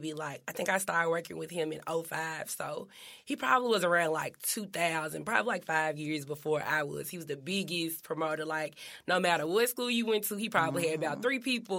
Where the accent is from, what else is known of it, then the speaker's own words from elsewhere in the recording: Memphis, Tennessee, United States; also born or lived in Horn Lake, Mississippi; I'm from South Memphis